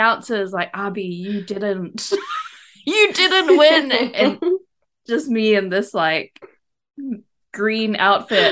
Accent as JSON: {"language": "English", "region": "East Coast", "country": "Malaysia", "tie": "born or raised there", "said": "so I went to school in Malaysia and I grew up on the East Coast."}